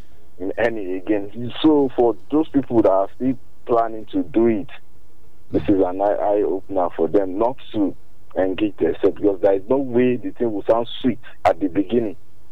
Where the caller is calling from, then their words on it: Okemesi, Ekiti, Nigeria; from Okemesi.